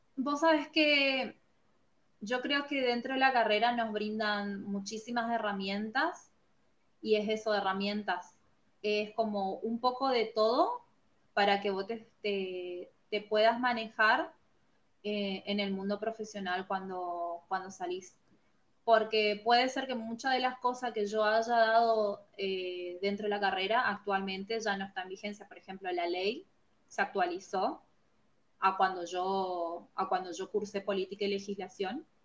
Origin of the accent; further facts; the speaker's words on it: Formosa, Argentina; soy de Formosa, Argentina, y actualmente estoy trabajando en la Dirección de Bosques del Chaco